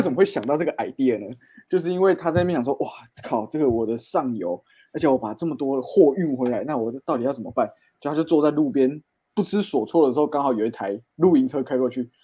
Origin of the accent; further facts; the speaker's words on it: Tainan, Taiwan; 我们台南人